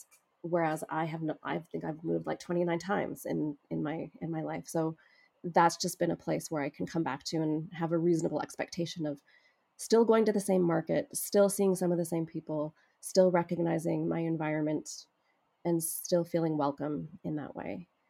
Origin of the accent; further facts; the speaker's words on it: Edmonton, Alberta, Canada; I came from Canada. It was a country that to them symbolized wealth, access to opportunity.